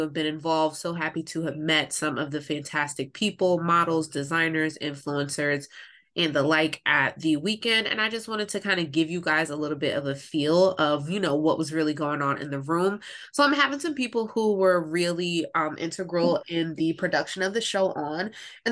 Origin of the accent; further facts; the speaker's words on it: Pennsylvania, United States; I myself am from Pennsylvania